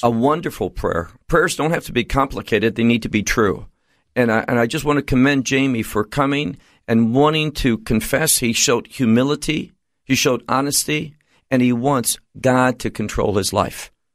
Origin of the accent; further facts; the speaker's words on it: United States; moved away; where I grew up in America